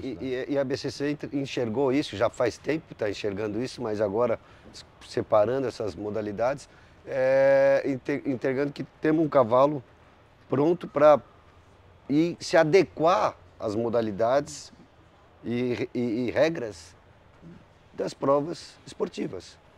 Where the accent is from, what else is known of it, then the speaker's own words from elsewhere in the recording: São Paulo, Brazil; Eu sou uma pessoa que nasci em São Paulo e que fomos para o campo